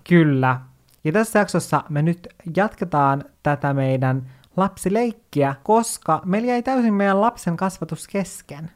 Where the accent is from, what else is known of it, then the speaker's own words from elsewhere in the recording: Oulu, North Ostrobothnia, Finland; also born or lived in Kemijärvi, Lapland; sen jälkeen muutettiin Ouluun